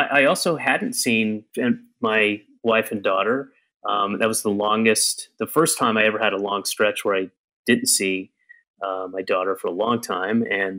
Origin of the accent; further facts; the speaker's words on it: Atlanta, Georgia, United States; also born or lived in Florida / Connecticut / New York; We moved constantly. I was born in Atlanta. I moved a year later, and I moved almost every year until I was 9 and a half and moved back to Georgia, but lived in Florida in 3 different places, lived in Connecticut in 2 places, lived in New York for 3 places before going back to Georgia.